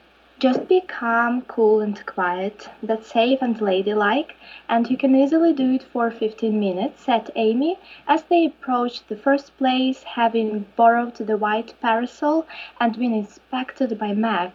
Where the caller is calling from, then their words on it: Ukraine; English is a second language; And I'm calling from Ukraine